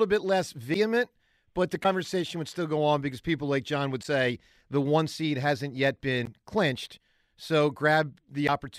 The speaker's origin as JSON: {"language": "English", "town": "Philadelphia", "region": "Pennsylvania", "country": "United States", "said": "as a Philadelphian"}